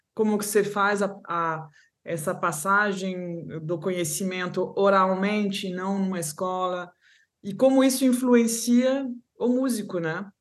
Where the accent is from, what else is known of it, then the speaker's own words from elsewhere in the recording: Paris, Île-de-France, France; accent: Brazilian Portuguese; moved away as an adult; also born or lived in Rio de Janeiro, Brazil; meu pai é, era francês, então fomos para Paris, né, a cidade dele. Cheguei então em Paris com três anos, até menos, dois anos e pouco